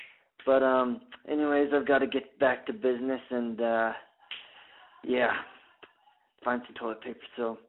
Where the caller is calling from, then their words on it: Denver, Colorado, United States; I'm calling from Denver, Colorado in a porta potty.